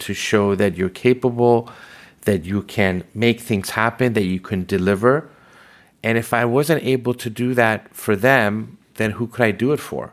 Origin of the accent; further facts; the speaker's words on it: Los Angeles, California, United States; also born or lived in Tehran, Iran; I was born in Tehran, Iran, and led to us immigrating to the United States, specifically Los Angeles, in nineteen seventy-eight.